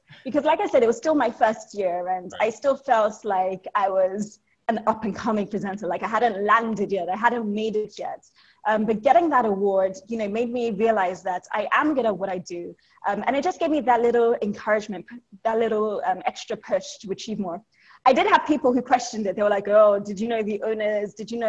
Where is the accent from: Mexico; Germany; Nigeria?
Nigeria; now in Lagos, Nigeria; So I'm Nigerian, but my family is from Ibadan, which is a couple of hours away from Lagos, where I am.